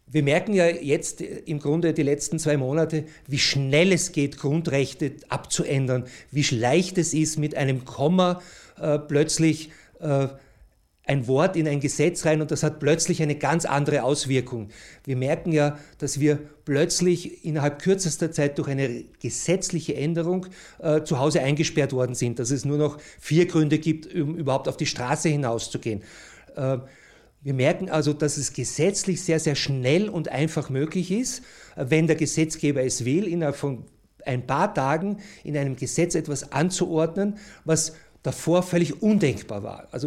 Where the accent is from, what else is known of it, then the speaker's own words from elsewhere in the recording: Austria; so ist das etwas, wo wir uns als Österreicher eigentlich nicht dafür entschieden haben